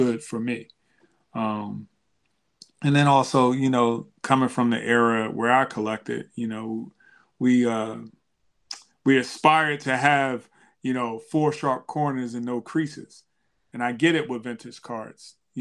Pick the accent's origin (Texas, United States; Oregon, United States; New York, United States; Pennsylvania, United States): Pennsylvania, United States; Philadelphia; growing up in Philadelphia, the Broad Street Bullies